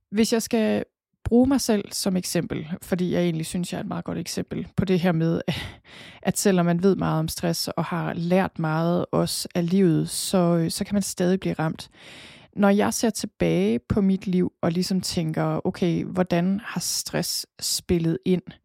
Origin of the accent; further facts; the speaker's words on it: Thy, North Denmark Region, Denmark; accent: jysk; moved away as an adult; also born or lived in Copenhagen; Jeg er født og opvokset i Thy